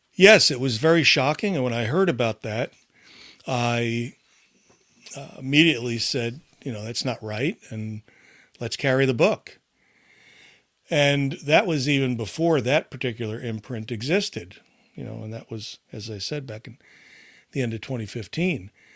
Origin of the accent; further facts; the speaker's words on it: United States; growing up in America in that, uh, time